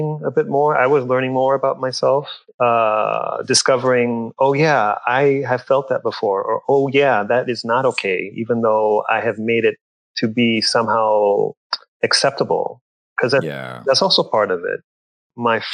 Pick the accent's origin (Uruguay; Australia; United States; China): United States; Corpus Christi, Texas; growing up in South Texas, I would often be misidentified